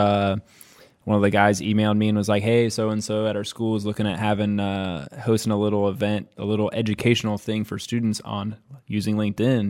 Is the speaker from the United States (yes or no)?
yes; Columbus, Ohio, United States; moved away as an adult; I came from Columbus, Ohio, which is like a fast-growing major city, trying to be a major city, fourteenth largest in the country